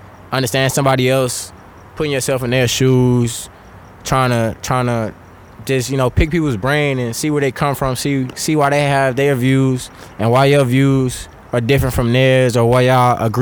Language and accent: English; Beaumont, Texas, United States; I'm originally from Beaumont